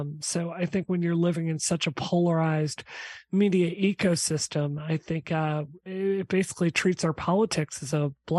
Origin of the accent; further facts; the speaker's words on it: Mississippi, United States; I grew up in Mississippi.